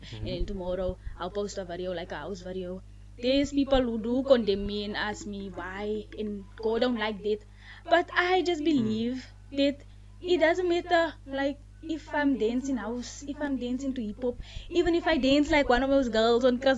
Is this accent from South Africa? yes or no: yes; Johannesburg, Gauteng, South Africa; I'm from Yadararo Park, Extension 6